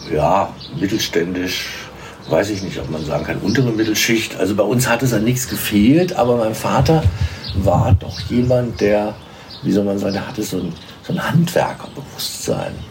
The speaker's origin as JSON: {"language": "German", "town": "Melsungen", "region": "Hesse", "country": "Germany", "tie": "born or raised there", "lives_now": "Marburg, Germany", "said": "in Melsungen geboren. Melsungen ist ja bekannt durch die Firma Braun."}